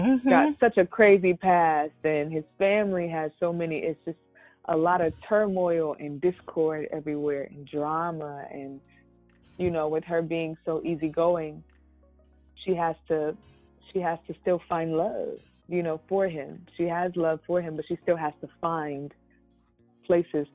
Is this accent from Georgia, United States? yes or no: yes; Georgia, United States; moved away as an adult; also born or lived in Atlanta, Georgia; now in Los Angeles, United States; I'm from Georgia. I was living in Atlanta at the time